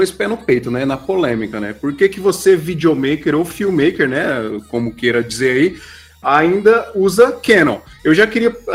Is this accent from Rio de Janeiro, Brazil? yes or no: yes; Rio de Janeiro, Brazil; Nascido e criado em Realengo.